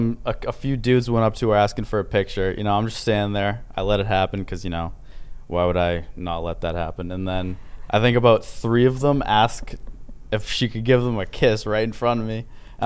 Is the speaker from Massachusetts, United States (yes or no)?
yes; Massachusetts, United States; also born or lived in Cape Cod / Connecticut; I'm from Massachusetts.